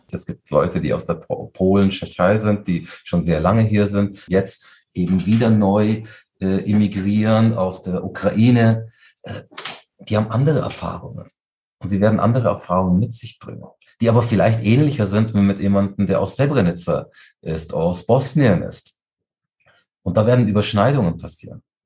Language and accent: German; Munich, Bavaria, Germany; bin ich einfach nur Münchner